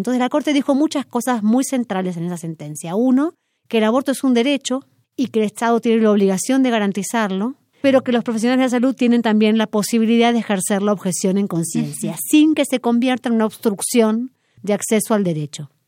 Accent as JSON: {"language": "Spanish", "country": "Argentina", "said": "soy argentina, abogada"}